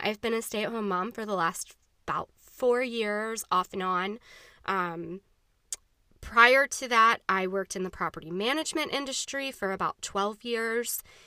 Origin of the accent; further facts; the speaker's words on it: Jacksonville, Florida, United States; I am a native, born and raised in Jacksonville, Florida